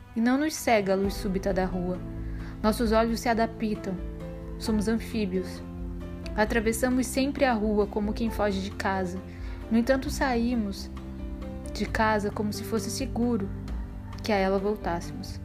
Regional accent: Belém, Pará, Brazil; now in Salvador, Brazil; Sou paraense de nascimento, nasci em Belém do Pará, Terra do Açaí Gostoso, e resido em Salvador

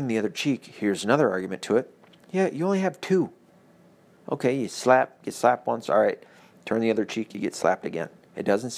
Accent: the Bible Belt, the South, United States; I was raised in the Bible Belt, so I only had one Catholic church every 45 miles

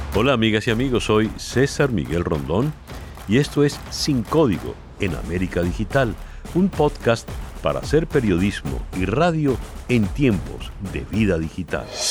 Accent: Venezuela; lo que hemos vivido como venezolanos

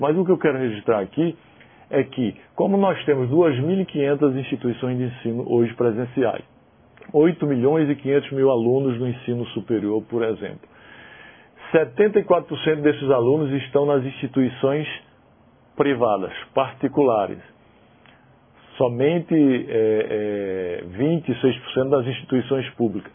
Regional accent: Paraíba, Brazil; moved away; lá na cidade que eu nasci, na Paraíba

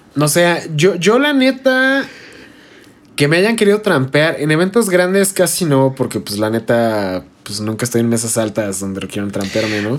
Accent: Toluca, State of Mexico, Mexico; nosotros somos de Toluca

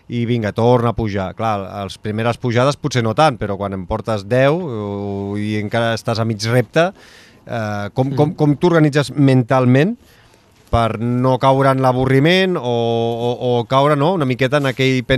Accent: Sabadell, Catalonia, Spain; tu i jo que som de Sabadell.

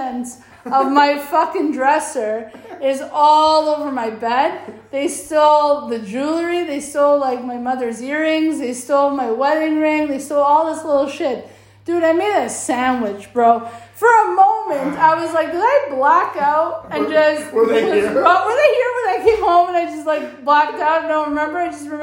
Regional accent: Vaughan, Ontario, Canada; I grew up in Vaughan, really sheltered community

